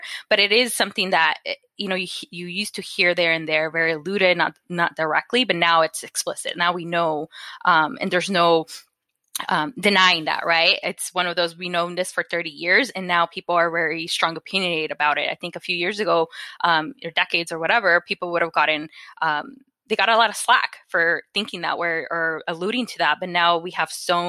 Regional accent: Phoenix, Arizona, United States; So I grew up in Westside Phoenix, and it's an area known for you know, having a lot of quote unquote illegal dumping of chemicals due to all the different automobile shops that are around.

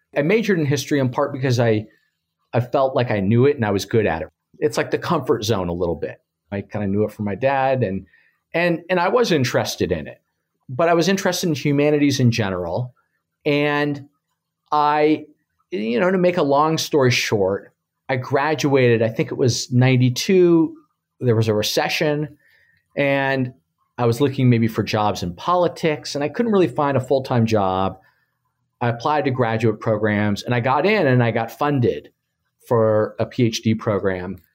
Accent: Los Angeles, California, United States; moved away; I grew up in Los Angeles

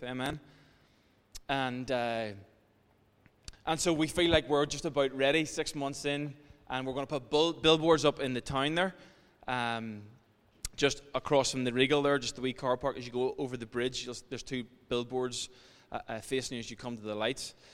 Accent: Ireland; as Irish people

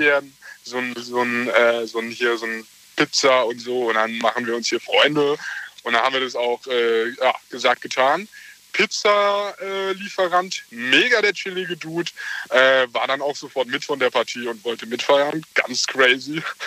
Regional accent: Mannheim, Baden-Württemberg, Germany; Wir sind äh, äh, echte Mannheimer

